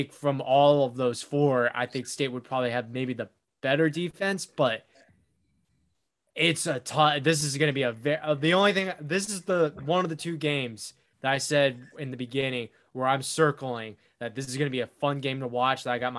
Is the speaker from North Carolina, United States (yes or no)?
yes; Winston-Salem, North Carolina, United States; because I grew up in Winston-Salem.